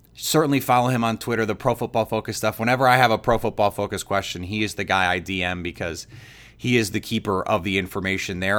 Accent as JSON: {"language": "English", "town": "Milwaukee", "region": "Wisconsin", "country": "United States", "tie": "born or raised there", "said": "I have a couple friends from high school growing up in Milwaukee"}